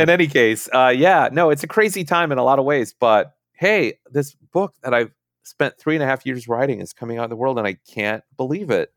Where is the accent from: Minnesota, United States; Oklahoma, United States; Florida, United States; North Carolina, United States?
Minnesota, United States; moved away; I'm from Minnesota